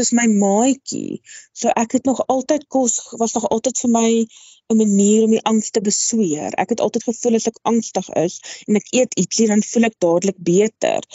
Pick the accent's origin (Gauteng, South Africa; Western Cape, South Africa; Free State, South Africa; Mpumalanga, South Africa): Free State, South Africa; Wepener; Ek het grootgeword in die klein dorpie Weppener in die Vrystaat. Ek is 'n Vrystater in murg en been.